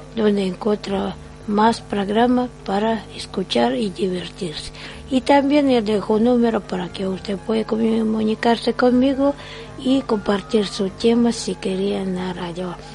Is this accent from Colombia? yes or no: no; Russia; Spanish is a second language; moved away; soy rusa y tengo familia